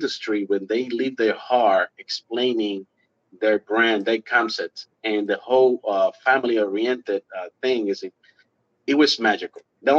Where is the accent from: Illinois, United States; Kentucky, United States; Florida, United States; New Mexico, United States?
Florida, United States; Miami; now in Clermont, United States; Well, I moved from Miami 2 years ago as well to Orlando.